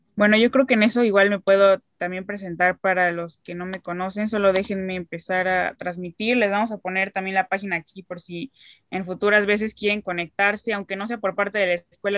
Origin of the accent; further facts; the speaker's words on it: Cuernavaca, Morelos, Mexico; soy de México, de aquí de Cuernavaca